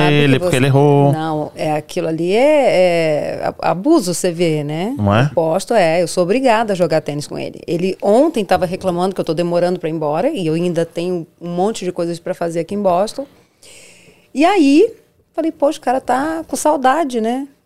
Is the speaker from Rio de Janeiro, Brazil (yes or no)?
yes; Rio de Janeiro, Brazil; moved away as an adult; Nada disso, não, não, não. Vim, como a maioria dos brasileiros vem, sem nada a perder.